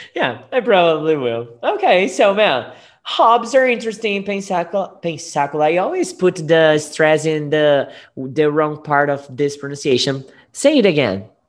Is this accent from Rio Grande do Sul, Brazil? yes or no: no; Guariba, São Paulo, Brazil; English is a second language; I was born in Guariba.